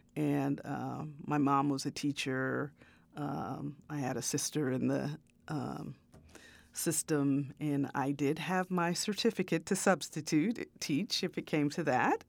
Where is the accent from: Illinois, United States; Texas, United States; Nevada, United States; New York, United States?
Illinois, United States; Chicago south suburbs; also born or lived in Peoria, Illinois; I was born in Chicago, and um, you know, my uh, early kind of formative years until I was about six or seven were in the city. But I grew up in a south suburb